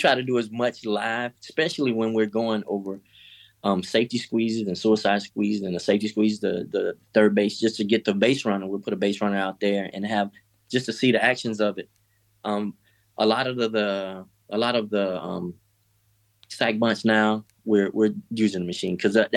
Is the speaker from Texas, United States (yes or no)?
no; Miami, Florida, United States; moved away; I'm from Miami